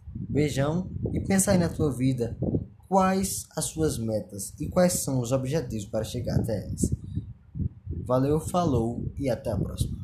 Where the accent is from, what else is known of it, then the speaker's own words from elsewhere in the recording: Pernambuco, Brazil; sou de Pernambuco